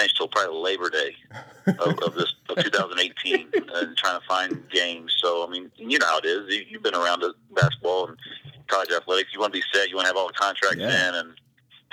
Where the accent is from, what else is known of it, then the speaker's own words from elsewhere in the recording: Eaton, Ohio, United States; moved away as an adult; now in Northern Kentucky, United States; I grew up from about 1.5 hours from here as well, up in a small town, Eaton, Ohio